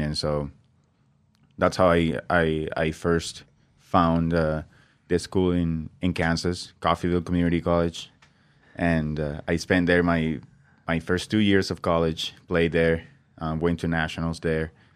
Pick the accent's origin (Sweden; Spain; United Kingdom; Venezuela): Venezuela; English is a second language; moved away as an adult; also born or lived in Brazil; now in Nampa, United States; I grew up, um, twenty years in Venezuela before I came to the United States